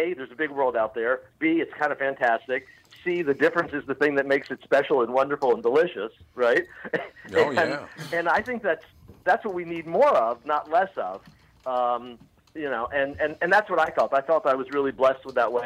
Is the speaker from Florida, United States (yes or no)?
yes; Miami, Florida, United States; moved away; also born or lived in Los Angeles / Coral Gables, Florida; I'm from Miami. And I lived in L.A. for many, many years, but I grew up in Miami